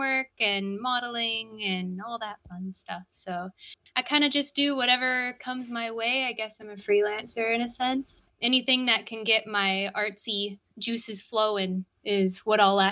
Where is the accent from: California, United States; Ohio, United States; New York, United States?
California, United States; San Diego; I'm from San Diego, like downtown area